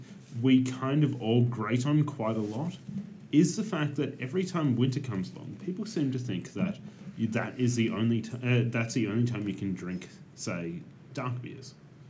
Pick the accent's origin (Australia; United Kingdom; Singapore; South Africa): Australia; Ballarat, Victoria; my hometown of Ballarat